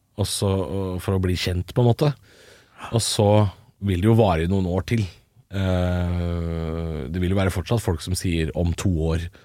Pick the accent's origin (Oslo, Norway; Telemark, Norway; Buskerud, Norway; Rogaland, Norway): Buskerud, Norway; Drammen; Jeg er fra eller andre siden av byen, men jeg er fra Drammen